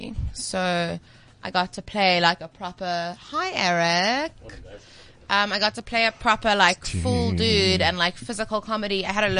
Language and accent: English; Cape Town, Western Cape, South Africa; I'm from Cape Town.